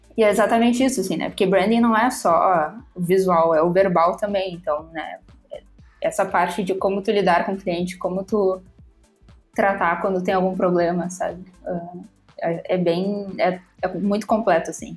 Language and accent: Portuguese; Porto Alegre, Rio Grande do Sul, Brazil; sou de Porto Alegre